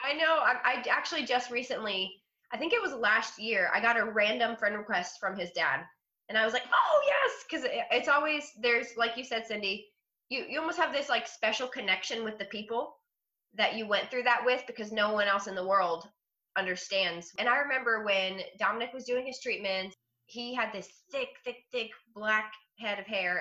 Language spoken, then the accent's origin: English; Ohio, United States; now in Florida, United States; i was born in ohio but I've been in Florida since 1998